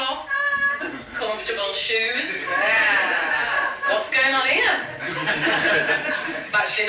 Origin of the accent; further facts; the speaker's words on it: Hull, Yorkshire and the Humber, United Kingdom; I'm from Hull in Yorkshire.